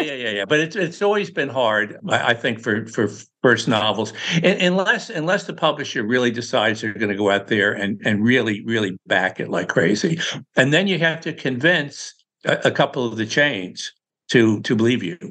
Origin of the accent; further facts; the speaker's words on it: Newburgh, New York, United States; now in Palm Beach, United States; Newburgh, New York, my hometown, man, where my mom was